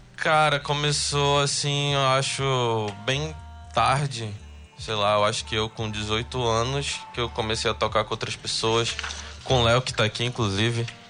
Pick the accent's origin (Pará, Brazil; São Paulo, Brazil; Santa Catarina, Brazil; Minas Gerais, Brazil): Pará, Brazil; Belém; Sou de Belém, eu, eu, eu moro em Nazaré hoje em dia